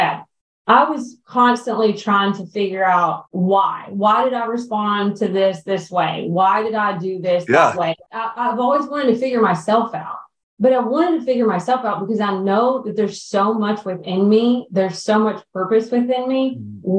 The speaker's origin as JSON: {"language": "English", "region": "the South", "country": "United States", "tie": "born or raised there", "said": "we grew up in the South"}